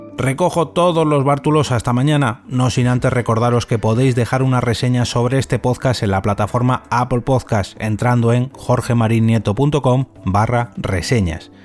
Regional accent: Madrid, Community of Madrid, Spain; soy de Madrid

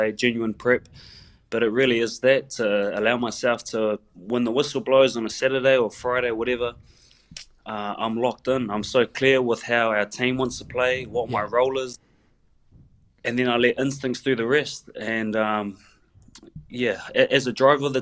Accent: Christchurch, Canterbury, New Zealand; that's the suburb that I'm from here in Christchurch

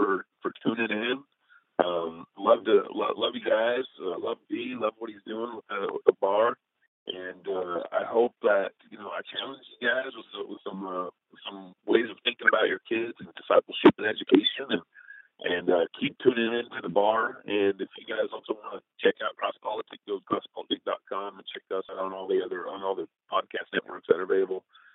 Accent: Texas, United States; now in Northwest, United States; I was born and raised in Texas.

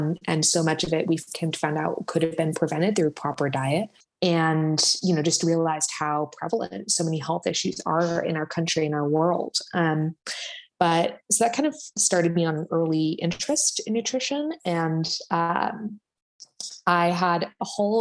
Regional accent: SF Bay Area, California, United States; also born or lived in Pennsylvania; I grew up in California, so SFB area

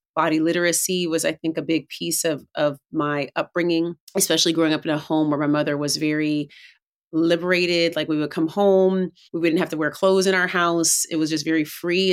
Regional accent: Oakland, California, United States; I grew up in Oakland, California

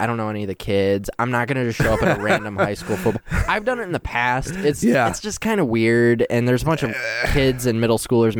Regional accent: Gaylord, Michigan, United States; moved away as an adult; also born or lived in Houston, Texas; now in Grand Rapids, United States; So I was born in Houston. My parents were living there at the time, and when I was one, my dad bought a small business up in Gaylord.

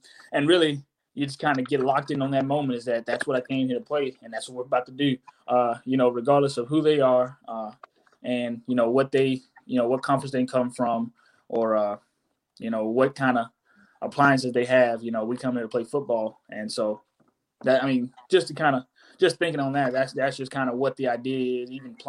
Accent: Monterey, California, United States; born there; I was born out in Monterey, California. And so some family of mine got to come see me play.

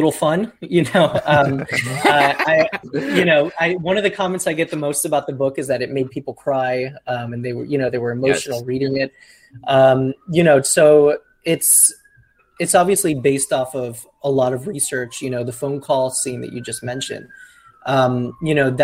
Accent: Miami, Florida, United States; I'm from Miami.

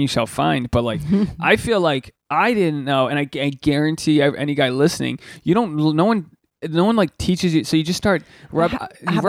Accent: Rhode Island, United States; now in Southern California, United States; I'm from Rhode Island.

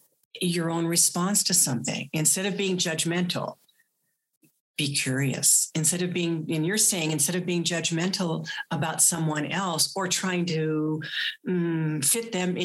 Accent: East Coast, United States; Good thing I grew up on the East Coast.

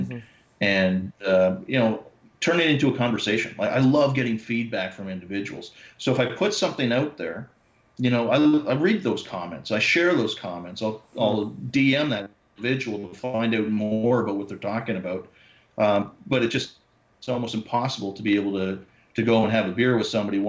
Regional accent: Toronto, Ontario, Canada; moved away as an adult; I was born and raised in Toronto for you know, up till 10 years ago.

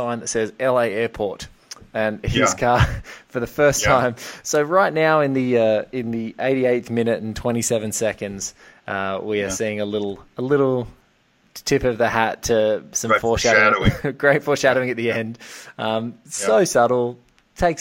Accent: Australia; I'm from Australia. I think the widest road we have in Australia is maybe four lanes long. And what always struck me, just like being a kid from Oz

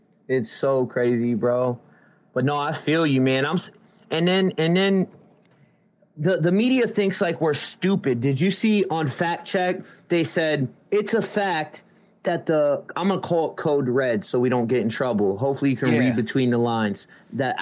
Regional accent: New York City, New York, United States; moved away as an adult; now in Canton, United States; I grew up in Brooklyn, East New York. I used to bounce back and forth from there to Ohio

